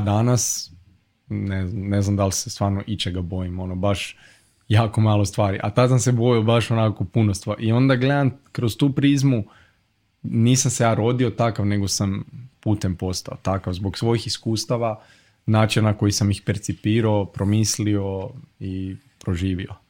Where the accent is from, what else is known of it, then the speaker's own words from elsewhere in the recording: Zagreb, City of Zagreb, Croatia; ja sam iz Zagreba, iz Gajnica, i to je ono baš pravi kvart